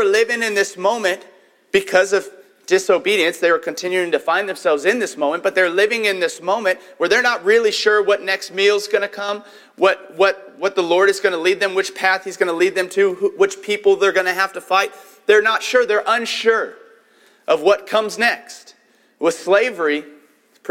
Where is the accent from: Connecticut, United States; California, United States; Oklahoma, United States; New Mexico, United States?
Oklahoma, United States; Tulsa; moved away; also born or lived in Katy, Texas; we grew up in Tulsa, Oklahoma. It was insane how big that place was. And then we moved to Katy, Texas